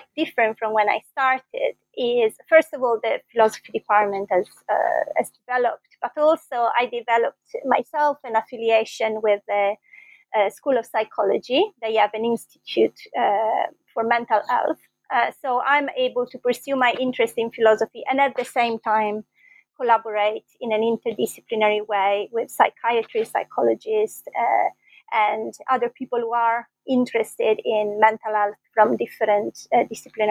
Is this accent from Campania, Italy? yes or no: no; Bologna, Emilia-Romagna, Italy; moved away as an adult; also born or lived in London, United Kingdom; I was born in Bologna, and that's where I did my first degree in philosophy.